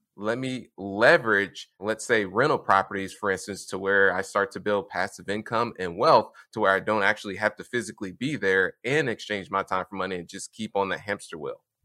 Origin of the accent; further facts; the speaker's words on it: Indianapolis, Indiana, United States; I grew up, born and raised in Indianapolis, Indiana